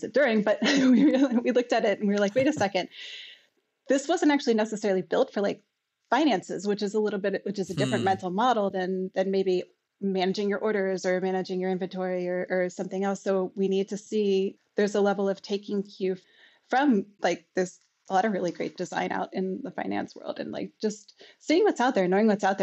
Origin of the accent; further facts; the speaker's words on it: United States; moved away as an adult; now in Canada; I'm from the States originally